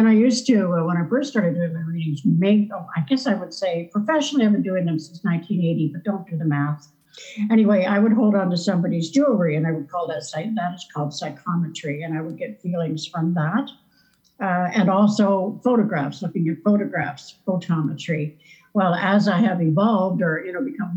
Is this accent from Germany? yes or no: no; Keswick, Ontario, Canada; also born or lived in Western Canada; now in Somerset, Prince Edward Island, Canada; I was in Keswick, Ontario on Lake Simcoe